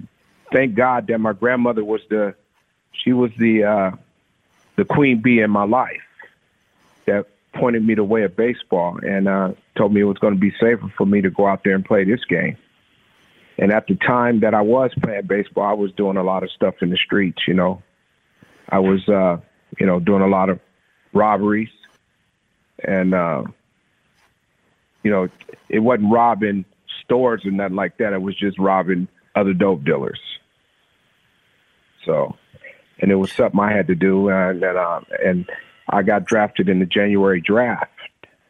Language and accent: English; San Diego, California, United States; So, I grew up in Southeast San Diego, like I said, and, you know, I was around a lot of, you know, mishaps, you know, and stuff like that, shootings and stuff like that.